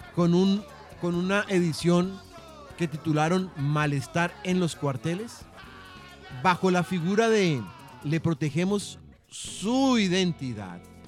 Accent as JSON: {"language": "Spanish", "country": "Colombia", "said": "nosotros, como colombianos"}